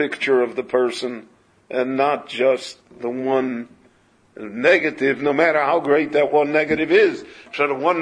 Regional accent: Chicago, Illinois, United States; moved away; When I grew up in Chicago, we knew every Shomer Shabbos in Chicago

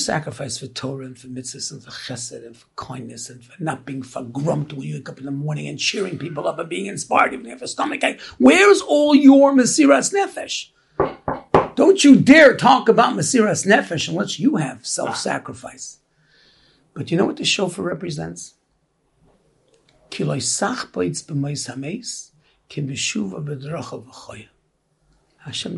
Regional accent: New York City, New York, United States; we grew up in Brooklyn

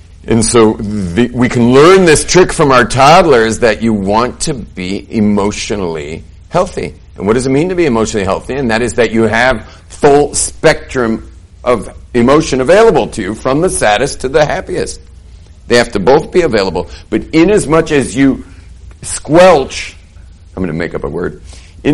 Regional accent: California, United States; now in Jerusalem, Israel; I grew up in California.

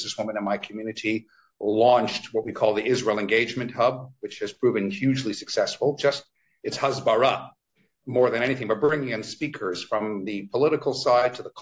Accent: Toronto, Ontario, Canada; now in London, United Kingdom; every time I go back to my hometown of Toronto, Canada

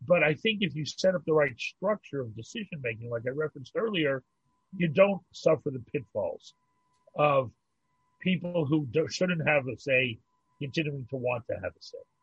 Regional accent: Pittsburgh, Pennsylvania, United States; moved away as an adult; also born or lived in New York; now in Montreal, Canada; I grew up in Pittsburgh, I, and I lived in New York

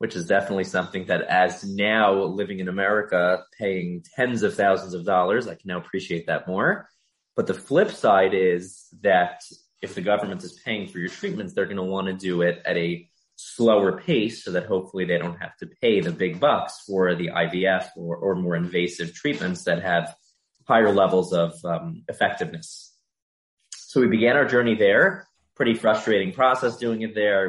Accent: Baltimore, Maryland, United States; now in Atlanta, United States; I grew up in Baltimore

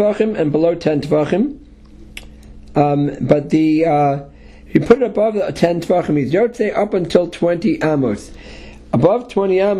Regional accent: New York City, New York, United States; I grew up in Manhattan in the Lower East Side

